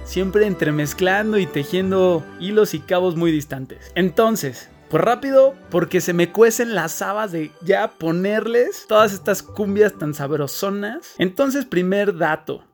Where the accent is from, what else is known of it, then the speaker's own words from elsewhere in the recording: Mexico; los mexicanos la sentimos como todo un clásico